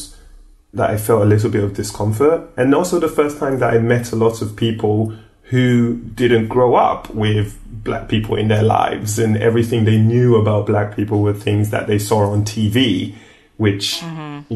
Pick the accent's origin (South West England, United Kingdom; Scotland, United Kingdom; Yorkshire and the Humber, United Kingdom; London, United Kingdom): London, United Kingdom; moved away; also born or lived in Nigeria; I grew up in Streatham in South London